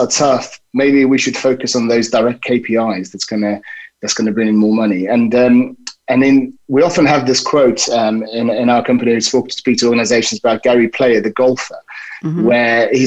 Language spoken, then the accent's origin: English; South Africa; moved away; I grew up in South Africa